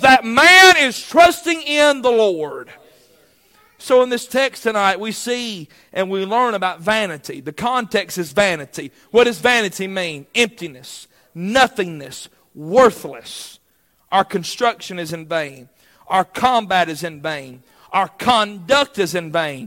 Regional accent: United States; as an American

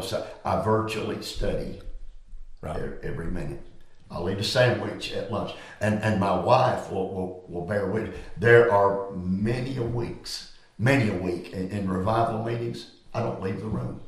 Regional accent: Greenville County, South Carolina, United States; Rocky Creek Baptist Church in Greenville County, South Carolina, in Sunday school class. I was a six year old lad

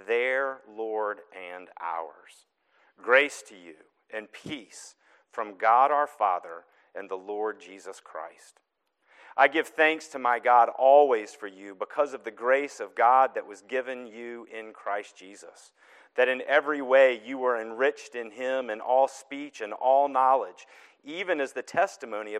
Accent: the South, United States; now in Newton, United States; my accent is still strong, it's true. I'm from the South.

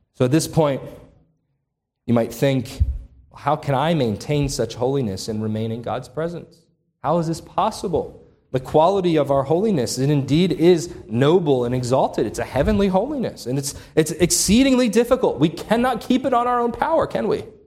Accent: Upper Darby, Pennsylvania, United States; right by where I grew up in Upper Darby, outside of Philadelphia.

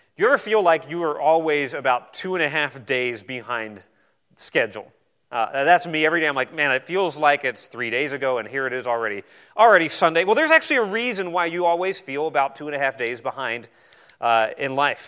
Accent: New Zealand; I was born in New Zealand

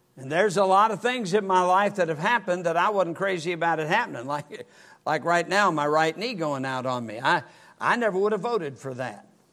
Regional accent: Michigan, United States; I was brought up in Michigan

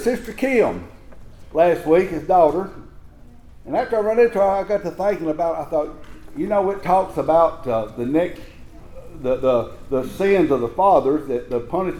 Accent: Tennessee, United States; I told them, I said, Tennessee

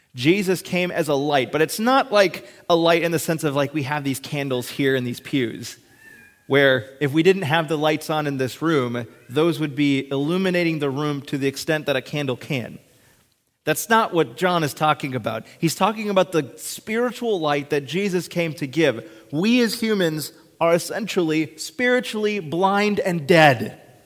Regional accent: Hibbing, Minnesota, United States; I was born on June twenty-fifth, nineteen ninety-two, in Hibbing, Minnesota, at the hospital there.

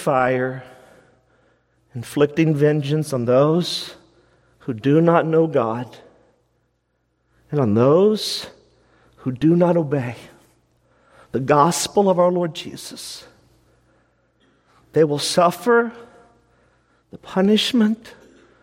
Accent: United States; as an American church

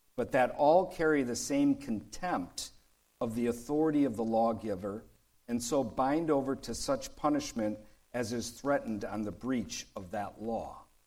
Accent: Detroit, Michigan, United States; I grew up in Detroit, and there was a street nearby called Gratiot.

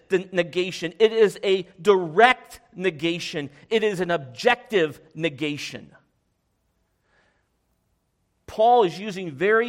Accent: United States; I'm an American. I was born in the United States

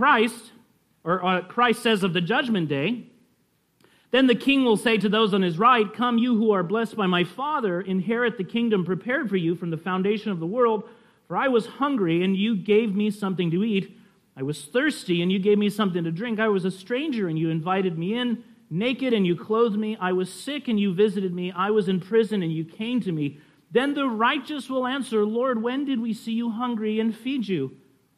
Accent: California, United States; we're from California

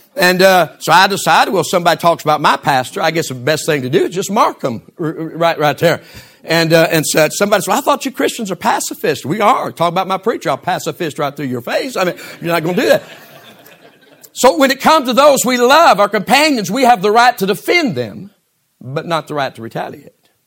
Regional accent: United States; I'm also an American

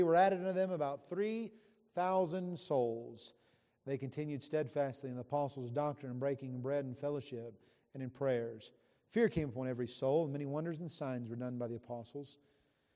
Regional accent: West Virginia, United States; I grew up in West Virginia

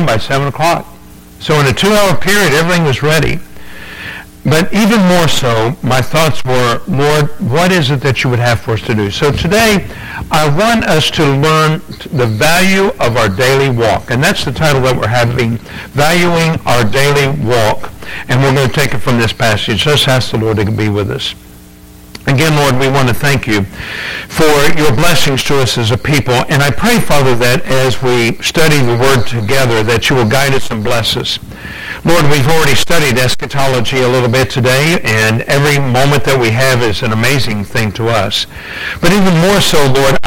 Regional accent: United States; also born or lived in England; being American

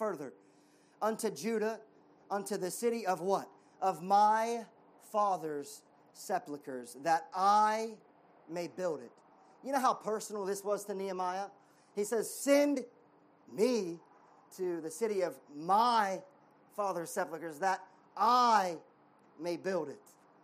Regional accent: United States; I'm American

